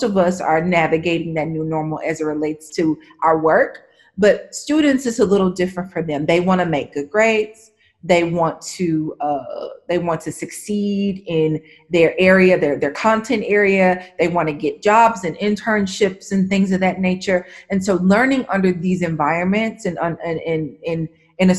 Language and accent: English; the southern region of the U.S., United States; now in Nashville, United States; I am a Southerner, born and raised in the southern region of the U.S.